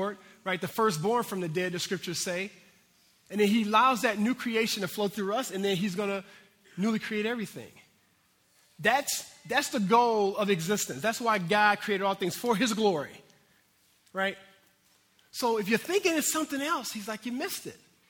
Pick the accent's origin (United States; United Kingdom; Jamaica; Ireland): United States; I'm American here